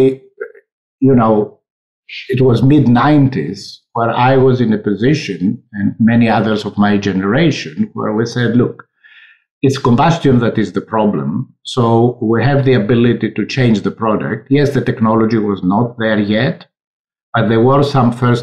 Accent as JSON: {"language": "English", "country": "Greece", "moved": "yes", "said": "I come from Greece"}